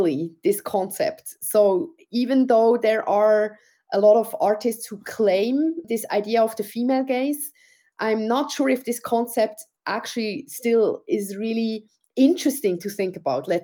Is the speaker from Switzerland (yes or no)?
yes; Switzerland; being brought up in Switzerland, where I could choose my path